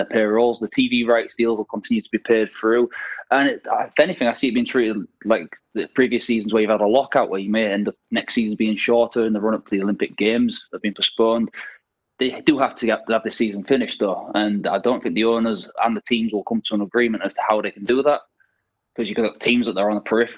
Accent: Hull, Yorkshire and the Humber, United Kingdom; moved away as an adult; now in Ho Chi Minh City, Vietnam; I'm from Hull itself, so it's a long way from home to be out here

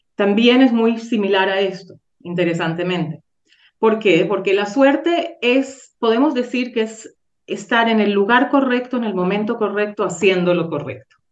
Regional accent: Venezuela; now in Safed, Israel; de Venezuela

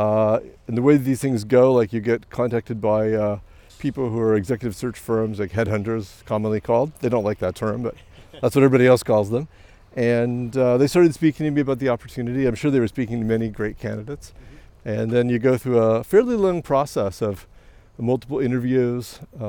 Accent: American Midwest, United States; also born or lived in Montreal, Canada; now in London, Canada; I grew up in the American Midwest

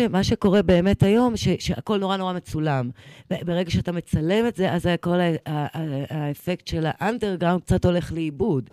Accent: Eilat, Southern District, Israel; moved away; also born or lived in Jerusalem; גדלתי באילת, כן. אחרי זה בירושלים

